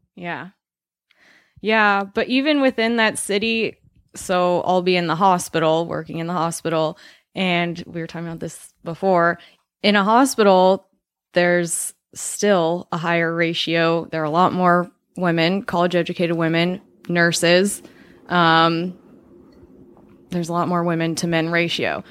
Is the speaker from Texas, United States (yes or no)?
no; Colorado, United States; I'm from Colorado